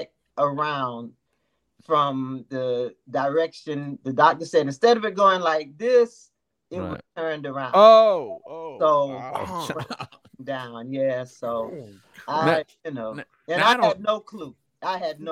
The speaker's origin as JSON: {"language": "English", "region": "New York", "country": "United States", "tie": "born or raised there", "also_born_or_lived": "Jacksonville, Florida", "moved": "yes", "lives_now": "Florida, United States", "said": "I was born and raised in New York, but moved to the South because my parents were originally from the South"}